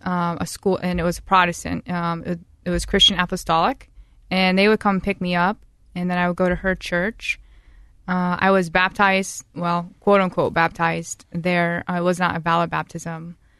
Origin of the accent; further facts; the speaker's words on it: Newark, Ohio, United States; also born or lived in Saint Louisville, Ohio; I was born in Newark, Ohio